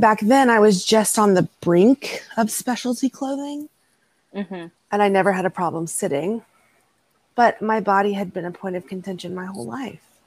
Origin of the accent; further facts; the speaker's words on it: Texas, United States; live in my hometown and raise children in my hometown.